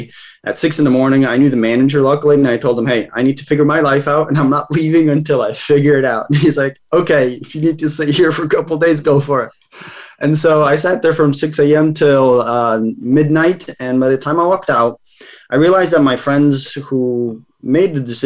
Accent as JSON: {"language": "English", "region": "Massachusetts", "country": "United States", "tie": "born or raised there", "also_born_or_lived": "Kazakhstan / Savannah, Georgia", "said": "I grew up here in Massachusetts in the States for the most part"}